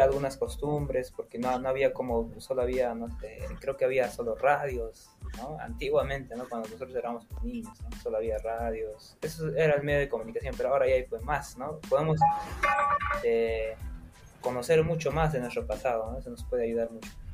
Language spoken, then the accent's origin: Spanish; Puno, Peru; also born or lived in Sandia, Puno; yo soy de Puno